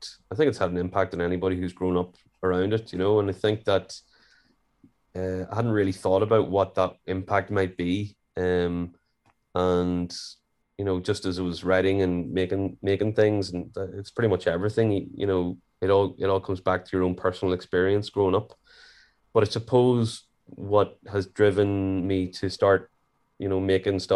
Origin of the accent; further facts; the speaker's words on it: Warrenpoint, Northern Ireland, United Kingdom; I'm from Warren Point.